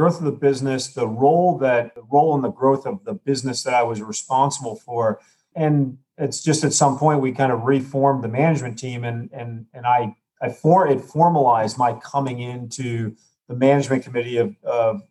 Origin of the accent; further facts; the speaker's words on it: United States; I'm an American